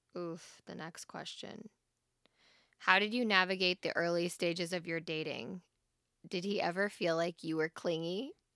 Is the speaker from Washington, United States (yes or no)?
no; Wyoming, United States; I'm from Wyoming